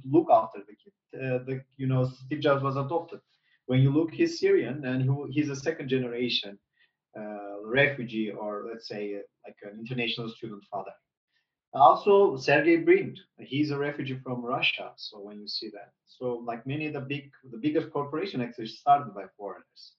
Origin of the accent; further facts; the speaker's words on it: North Macedonia; moved away as an adult; also born or lived in United States; now in Turkey; I was born in North Macedonia